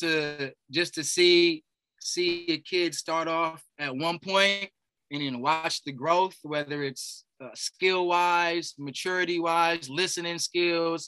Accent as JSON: {"language": "English", "area": "Bay Area", "region": "California", "country": "United States", "tie": "born or raised there", "also_born_or_lived": "Texas", "moved": "as an adult", "said": "I grew up in the Bay Area"}